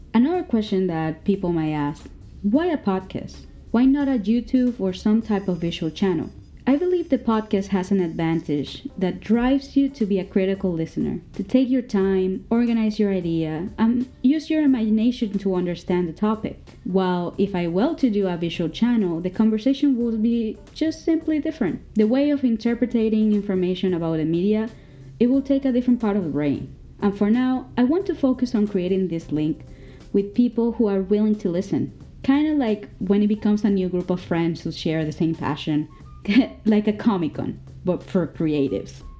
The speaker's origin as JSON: {"language": "English", "town": "Caracas", "region": "Capital District", "country": "Venezuela", "said": "I come from Caracas, Venezuela."}